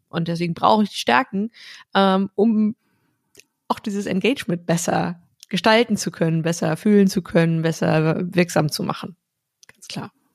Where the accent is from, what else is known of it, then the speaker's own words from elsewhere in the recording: North Rhine-Westphalia, Germany; also born or lived in Iceland; weil das tiefe R aus, aus äh, Westfalen, wo ich herkomme